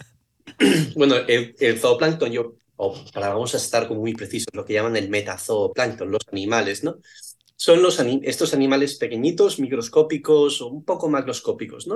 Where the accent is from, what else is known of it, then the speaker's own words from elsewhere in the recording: Asturias, Spain; moved away as an adult; also born or lived in Connecticut, United States; now in Bermuda; Yo que soy de Asturias